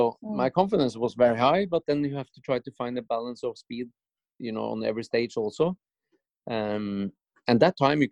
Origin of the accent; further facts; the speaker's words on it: Norway; it was 10,000 people in my hometown